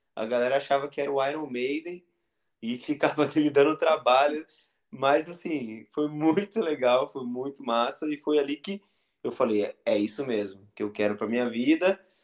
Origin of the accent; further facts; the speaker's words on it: north of Minas Gerais, Brazil; now in São Paulo, Brazil; no norte de Minas, é, que é onde eu nasci